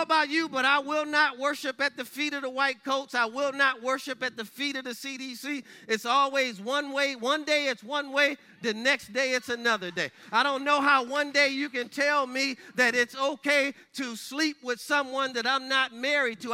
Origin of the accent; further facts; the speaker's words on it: Michigan, United States; my home state of Michigan